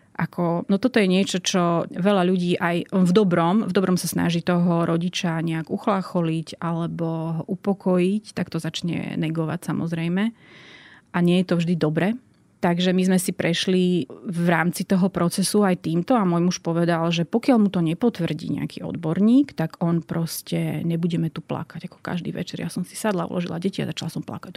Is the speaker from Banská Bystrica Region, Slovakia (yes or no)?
no; Martin, Žilina Region, Slovakia; Ja som z Martina a vyrástla som eh, v bežnej rodine